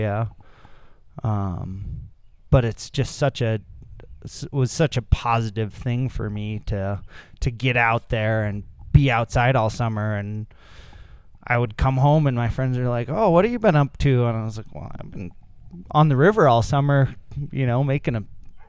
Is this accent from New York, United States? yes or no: no; Kalispell, Montana, United States; now in Helena, United States; I'm up from Northwest Montana, Kalispell originally. And just grew up floating rivers